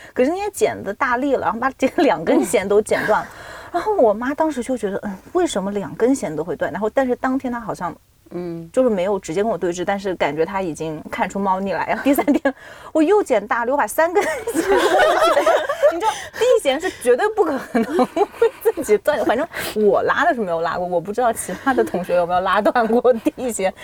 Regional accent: Nanjing, Jiangsu, China; 我是南京人

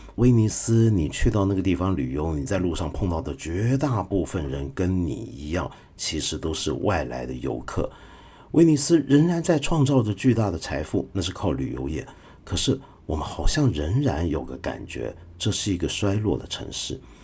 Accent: Hong Kong; 我们香港人

